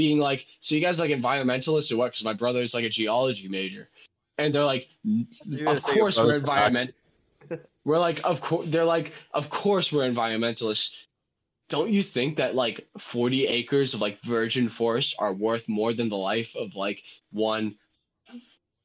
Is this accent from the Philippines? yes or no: no; Westford, Massachusetts, United States; growing up in Westford, it's like a nice town